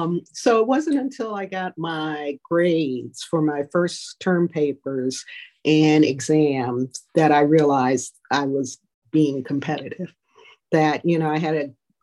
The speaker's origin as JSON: {"language": "English", "town": "Fort Jackson", "region": "South Carolina", "country": "United States", "said": "that I'm from Fort Jackson, South Carolina, and that I studied Chinese communist ideology."}